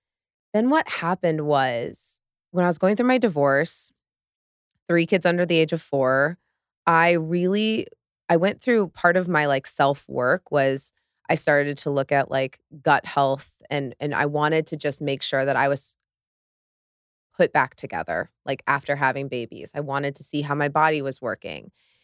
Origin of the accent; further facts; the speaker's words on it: Midwest, United States; because I was raised in the Midwest, pretty conservative upbringing